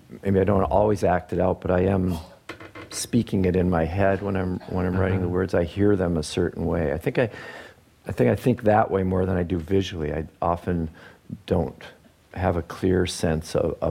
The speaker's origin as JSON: {"language": "English", "area": "outside of Detroit", "region": "Michigan", "country": "United States", "tie": "born or raised there", "also_born_or_lived": "British Columbia", "moved": "as an adult", "said": "I grew up outside of Detroit, so being bred in the car culture"}